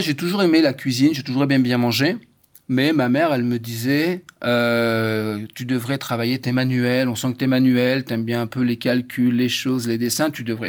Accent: France; j'ai grandi en France

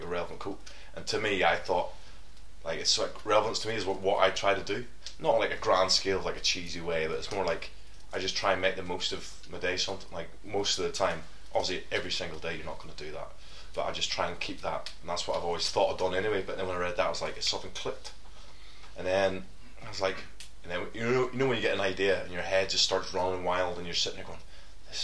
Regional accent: Coleraine, Northern Ireland, United Kingdom; moved away as an adult; I'm from Coleraine, Northern Ireland. I know Gary. Gary's my cousin. We grew up together

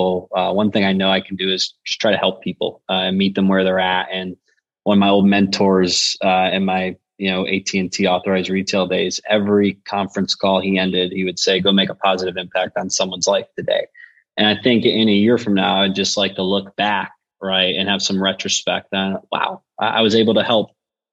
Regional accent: Buffalo, New York, United States; now in Nashville, United States; I'm from Buffalo by way of Nashville, Tennessee now

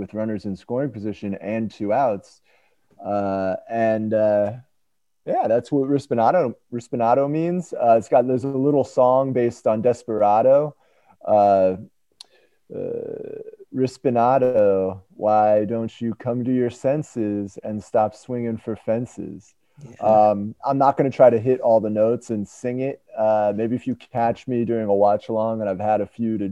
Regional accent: United States; I'm American

